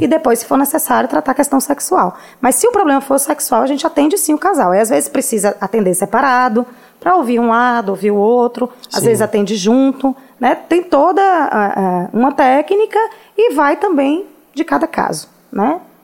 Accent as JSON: {"language": "Portuguese", "town": "Vitória da Conquista", "region": "Bahia", "country": "Brazil", "tie": "born or raised there", "moved": "as an adult", "lives_now": "Salvador, Brazil", "said": "Nasci em Conquista. Oh. Formei em Conquista. Eu só tenho quatro anos que moro aqui em Salvador"}